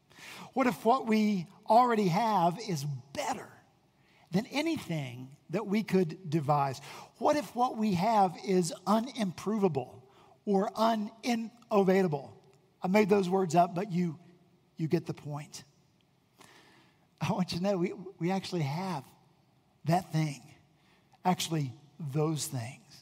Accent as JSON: {"language": "English", "region": "West Virginia", "country": "United States", "moved": "yes", "lives_now": "Charleston, United States", "said": "I'm from West Virginia"}